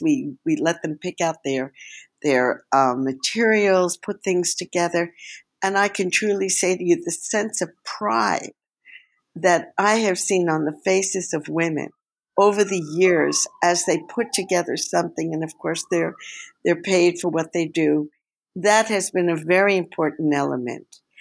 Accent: New York, United States; moved away as an adult; also born or lived in New Mexico; now in Israel; I'm Jewish from New York, and growing up in the years of the, uh, shall we say, the counterculture

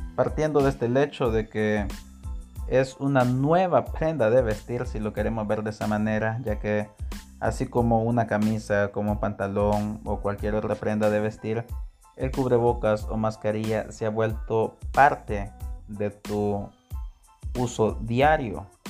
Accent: El Salvador; en mi país, El Salvador

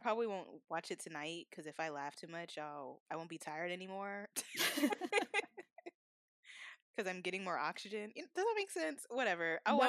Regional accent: Atlanta, Georgia, United States; Like, Atlanta, you're from Atlanta, I'm from Atlanta.

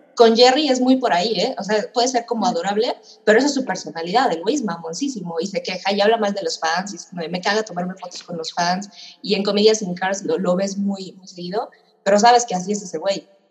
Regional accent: Mexico; yo nací en México

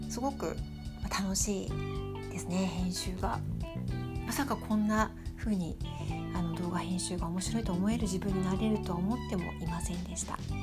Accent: Tokyo, Japan; born or raised there; now in Sapporo, Japan

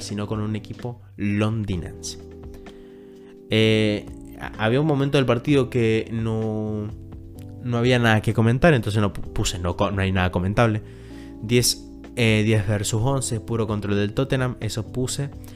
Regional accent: Argentina; yo soy de Argentina

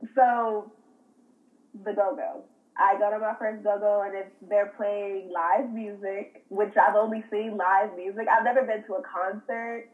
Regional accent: Washington, District of Columbia, United States; I'm originally from Washington, D.C.

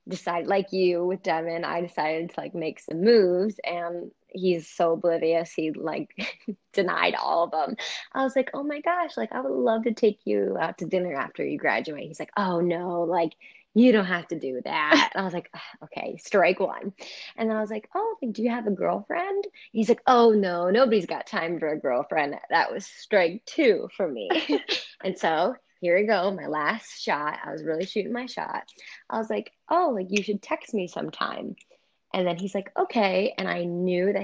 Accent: Richmond, United States; the local bar in Richmond, like because he's from my hometown

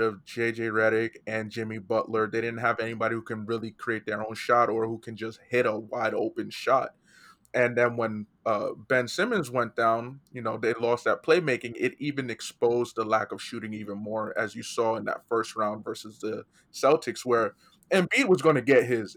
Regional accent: Nigeria; I'm also Nigerian.

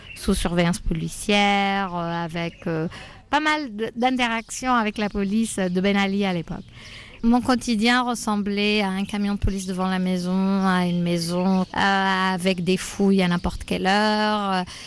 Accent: southern Tunisia, Tunisia; moved away as an adult; also born or lived in France; Je viens du sud de la Tunisie, qui est une région euh, qui a toujours été oubliée et très pauvre

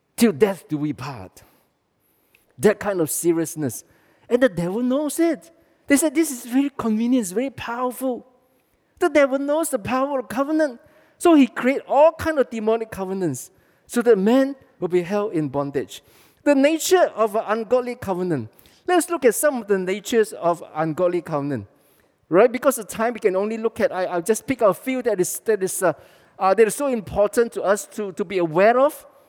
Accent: Malaysia; we are Malaysian.

